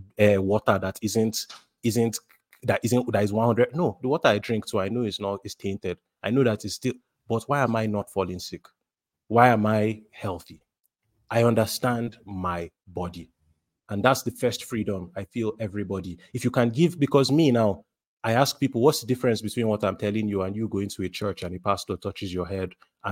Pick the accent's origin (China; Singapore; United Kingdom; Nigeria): Nigeria; as a Nigerian, as an African